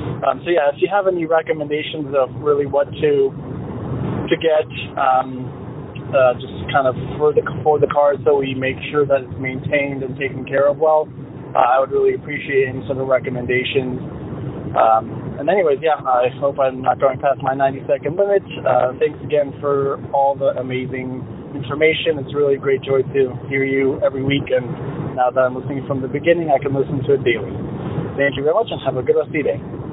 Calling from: Amory, Wisconsin, United States; Now I'm … from Amory, Wisconsin.

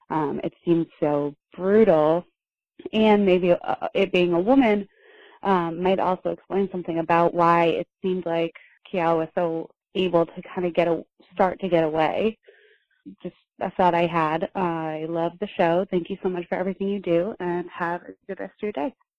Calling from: Boston, Massachusetts, United States; I'm calling from Boston.

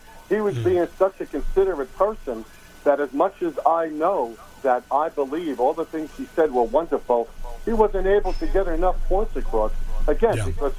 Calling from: Palm Coast, Florida, United States; I'm from Palm Coast.

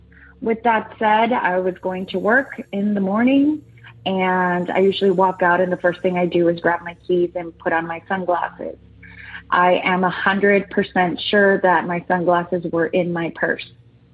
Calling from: San Diego, California, United States; I'm calling back from San Diego, California.

